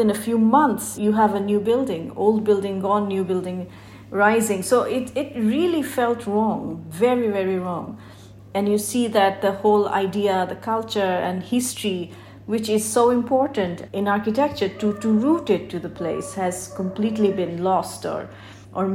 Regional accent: Bangladesh; I'm from Bangladesh. I grew up here. I was born and brought up.

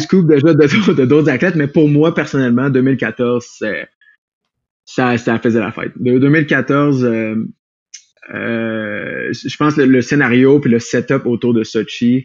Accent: Quebec City, Quebec, Canada; moved away as an adult; now in Colorado, United States; je viens de Québec

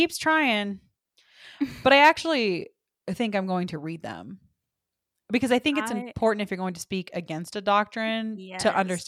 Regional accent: the South, United States; It's so interesting because I'm from the South and there are so many people that have the exact same upbringing, the exact same church, the exact same teachings

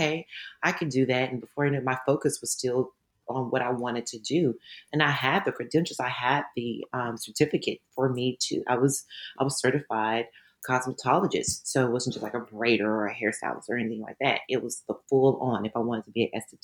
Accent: Dallas, Texas, United States; moved away as an adult; also born or lived in Louisiana; I grew up in Dallas, Texas

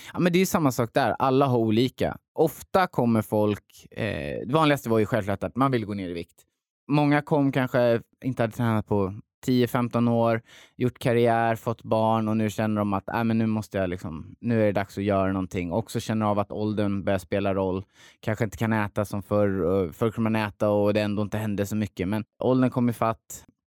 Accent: Hultsfred, Kalmar County, Sweden; jag är uppväxt i Hultsfred, en liten ort

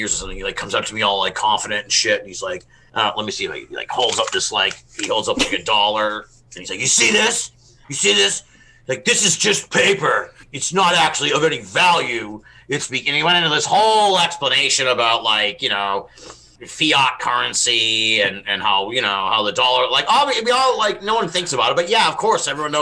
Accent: Massachusetts, United States; we're all from Massachusetts

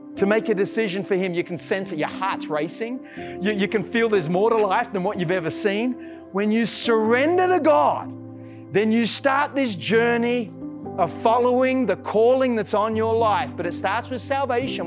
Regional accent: Australia; I'm an Aussie

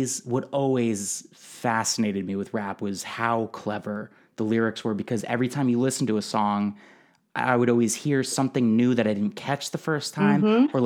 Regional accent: Guilford, Connecticut, United States; also born or lived in New Haven, Connecticut; I was born in New Haven, Connecticut. I mostly grew up in a really small town called Guilford

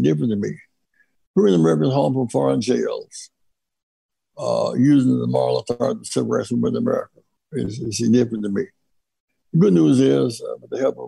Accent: Greenville, South Carolina, United States; I grew up in Greenville, South Carolina.

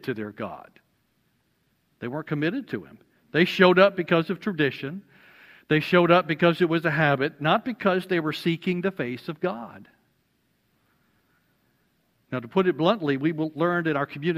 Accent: Alabama, United States; I'm from Alabama

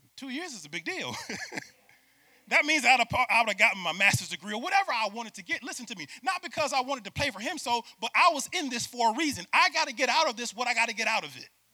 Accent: Syracuse, New York, United States; moved away as an adult; I'm from Syracuse, New York, play for UCF

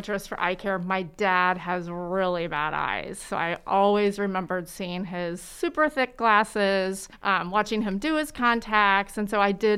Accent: Oklahoma, United States; moved away as an adult; also born or lived in Bloomington, Indiana; now in Muncie, United States; I grew up in Oklahoma

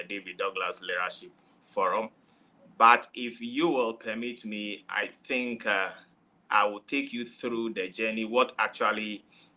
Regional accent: Volta, Ghana; I'm coming from Africa, to be precise, Ghana. And my place of origin is Akachi, from the Volta region.

